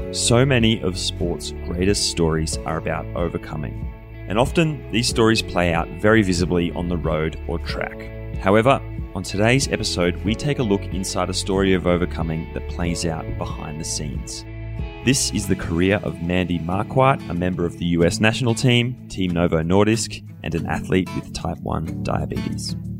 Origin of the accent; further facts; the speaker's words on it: Australia; moved away; being an Australian